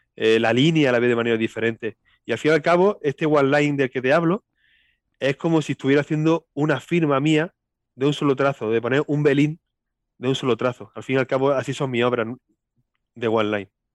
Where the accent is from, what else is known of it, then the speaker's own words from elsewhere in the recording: Linares, Andalusia, Spain; accent: Andalusian; nací aquí y aquí vivo siempre, aquí he vivido siempre.